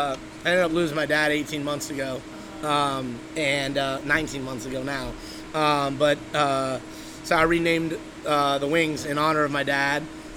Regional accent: Buffalo, New York, United States; born there; I was born in Buffalo. So I'm a buffalo wing connoisseur.

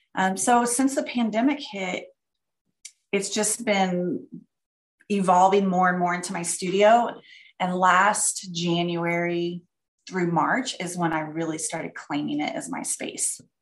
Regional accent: outside Dallas, Texas, United States; moved away as an adult; also born or lived in Florida; now in Montana, United States; I grew up in Texas, uh, right outside of Dallas, in a small little community

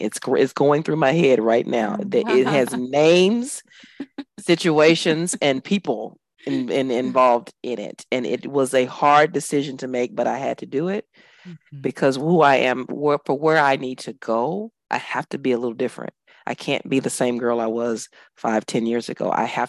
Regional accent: Dallas, Texas, United States; now in Abu Dhabi, United Arab Emirates; I'm from Dallas, Texas, but I live in Abu Dhabi, which is a stone's throw from Dubai.

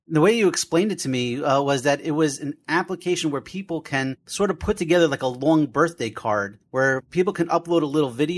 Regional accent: Passaic, New Jersey, United States; we're in New Jersey, just out of curiosity, because I'm from Passaic.

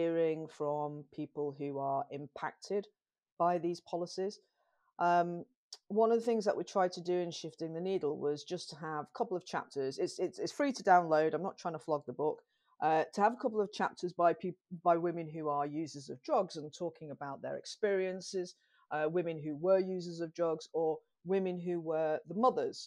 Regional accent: Manchester, North West England, United Kingdom; growing up in Manchester in the 1980s

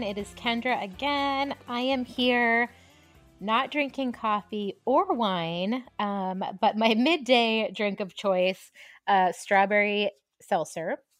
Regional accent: Marshfield, Massachusetts, United States; also born or lived in Brooklyn, New York; I grew up in Marshfield, Massachusetts, about a half an hour south of Boston

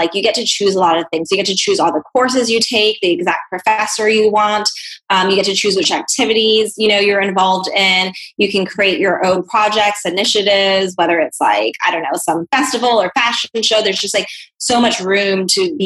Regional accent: Hong Kong; moved away; also born or lived in New Zealand / Bahamas / Canada; Yeah, so I grew up in Hong Kong, and I have a New Zealand passport.

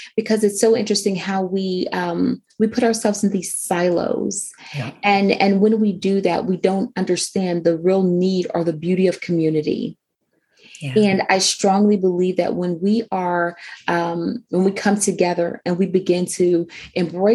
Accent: Houston, Texas, United States; now in Maryland, United States; I grew up actually in Houston, Texas. And so I've been in Maryland now for about 16 years or so

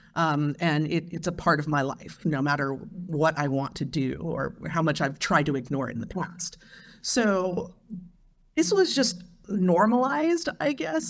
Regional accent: Long Beach, California, United States; I grew up in Long Beach, California in the nineteen eighties

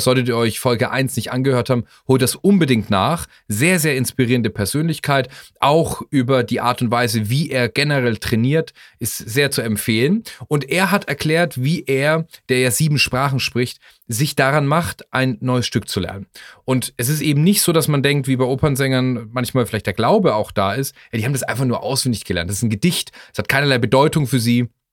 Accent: Germany; als Deutscher

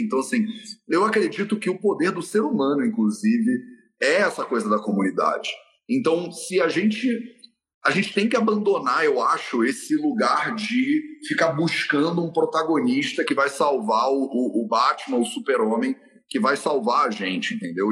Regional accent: Rio de Janeiro, Brazil; o lado da minha mãe da família é português e o lado do meu pai da família é nordestino, né, de Alagoas. Então, a, a, olha essa mistura. E eu ainda nasci no Rio de Janeiro.

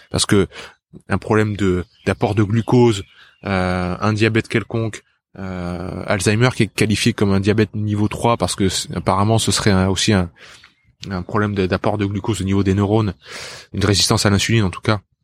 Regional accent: south of France, France; also born or lived in Japan; Je viens du sud de la France

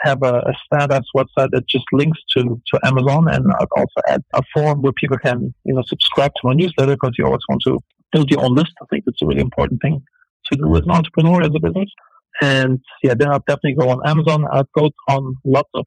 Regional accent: Germany; moved away as an adult; also born or lived in Los Angeles, United States / Turkey; I'm an entrepreneur from Germany originally

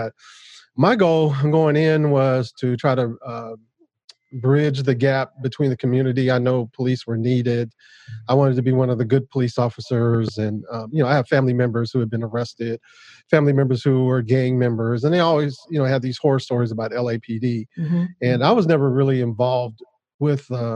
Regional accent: Los Angeles, California, United States; I grew up in Los Angeles. And, native Los Angeles. Most of my family is here

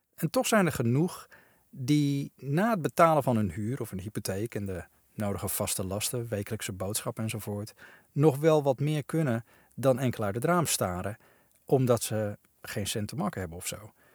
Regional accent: Netherlands; wij als Nederlanders

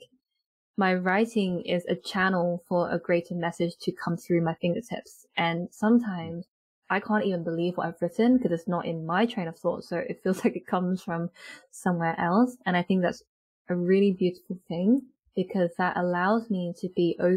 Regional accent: United Kingdom; I am British born Chinese, and in my family when I was growing up

